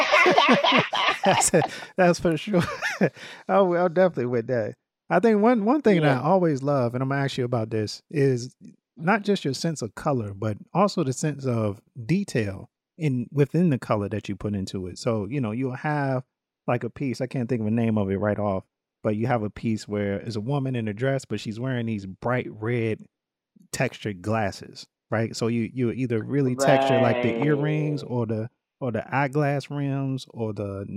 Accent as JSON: {"language": "English", "town": "Littleton", "region": "North Carolina", "country": "United States", "tie": "born or raised there", "said": "I'm from Littleton, North Carolina"}